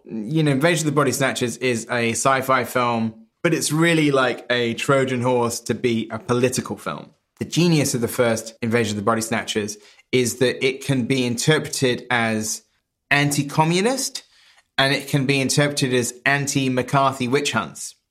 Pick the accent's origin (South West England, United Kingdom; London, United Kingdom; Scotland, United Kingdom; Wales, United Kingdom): South West England, United Kingdom; Wells; moved away as an adult; Wells, which is my hometown, Wells in Somerset